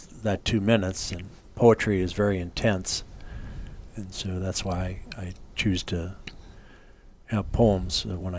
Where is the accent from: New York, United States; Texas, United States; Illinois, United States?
Illinois, United States; Des Plaines; also born or lived in Niles, Illinois / Chicago, Illinois; So I was protected and encouraged in the Catholic faith through to St. Mary's School in Des Plaines, Notre Dame High School in Niles, Loyola University in Chicago, DePaul University. So, like my 10 brothers and sisters, I was raised in the Catholic